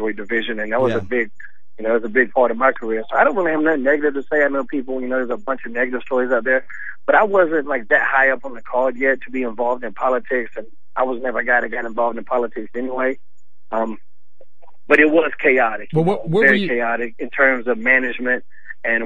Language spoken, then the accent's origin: English; North Carolina, United States; I was from North Carolina, so we were NWA Mid-Atlantic based. I didn't even get to see WWF at the time until I was in high school